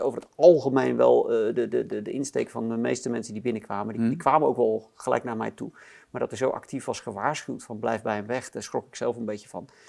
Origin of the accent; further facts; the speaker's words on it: Netherlands; als Nederlanders